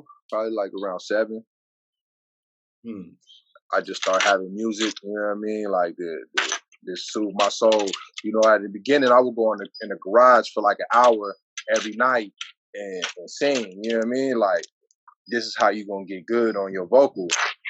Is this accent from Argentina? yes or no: no; San Diego, California, United States; also born or lived in Brockton, Massachusetts; I'm from Southeast San Diego, man. I spent a little bit of time on the East Coast, man, but I'm bred right here in these grounds, man. In San Diego, it's in the blood.